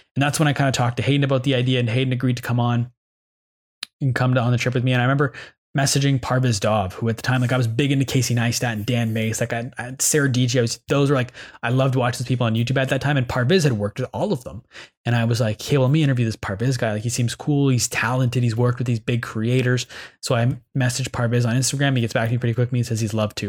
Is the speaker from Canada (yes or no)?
yes; Ottawa, Ontario, Canada; I'm from Canada. I'm from Ottawa